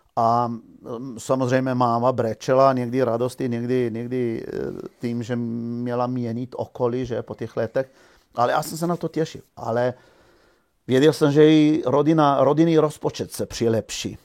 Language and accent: Czech; Žužemberk, Slovenia; moved away; já jsem se narodil ve Slovinsku v malé vesničce Žužemberg